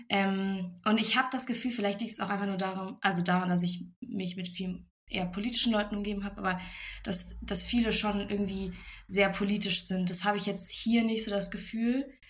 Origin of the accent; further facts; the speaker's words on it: Leipzig, Saxony, Germany; moved away as an adult; now in Würzburg, Germany; ich komme aus Leipzig, das ist in Sachsen